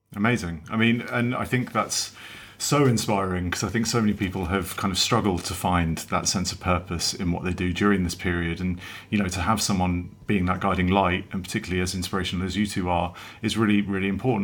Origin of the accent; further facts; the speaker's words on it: England, United Kingdom; obviously being English, I call it football